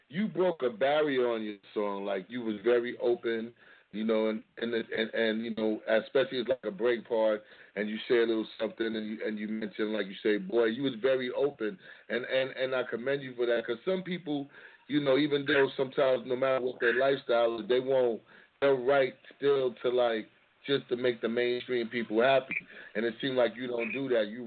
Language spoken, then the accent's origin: English; Dallas, Texas, United States; So I'm from Dallas